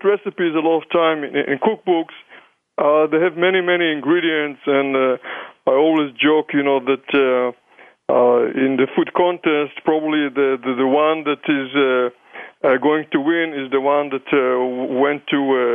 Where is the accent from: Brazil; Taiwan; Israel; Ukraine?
Israel; accent: combination of German and English and Hebrew and maybe Yiddish; moved away; I'm coming from Israel, people always wonder, you know, about my accent, where is this funny accent is coming. So it's a combination of German and English and Hebrew and maybe Yiddish